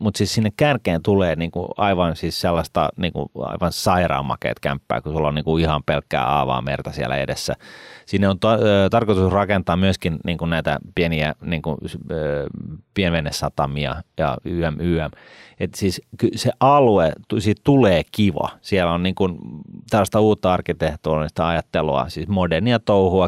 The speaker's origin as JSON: {"language": "Finnish", "town": "Helsinki", "region": "Uusimaa", "country": "Finland", "tie": "born or raised there", "said": "Mä oon syntynyt Ullanlinnassa et, tota, ja mä oon asunut Ullanlinnassa ja mä en halua olla siellä enää"}